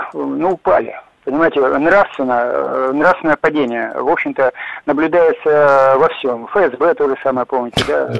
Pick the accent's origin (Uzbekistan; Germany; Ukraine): Ukraine; Sevastopol; now in Moscow, Russia; я из Москвы. Так. Э, но вообще э, родился в Севастополе